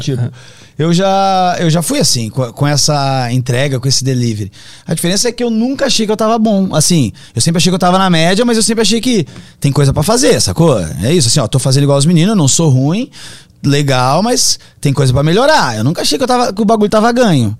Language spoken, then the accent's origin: Portuguese; Brazil; nós somos brasileiros